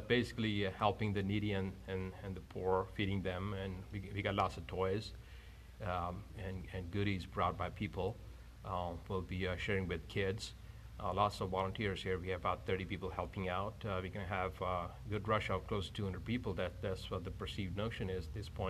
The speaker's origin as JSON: {"language": "English", "country": "India", "tie": "born or raised there", "moved": "yes", "lives_now": "Buena Park, United States", "said": "I grew up among Masons in India"}